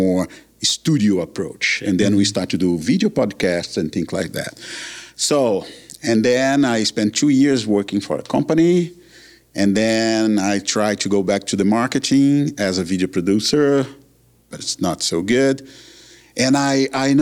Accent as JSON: {"language": "English", "country": "Brazil", "also_born_or_lived": "Calgary, Canada", "moved": "as an adult", "lives_now": "Canada", "said": "I'm from Brazil"}